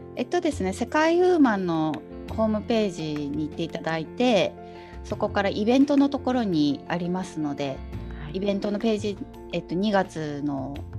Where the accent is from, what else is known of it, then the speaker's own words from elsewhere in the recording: Fukuoka, Japan; first language Japanese; also born or lived in Osaka / Hong Kong / Macau / Malaysia; now in Netherlands; 里帰り出産で福岡生まれなんですけど、まあ、すぐ大阪に戻って、う3歳ぐらいまで大阪で,、うん、で過ごして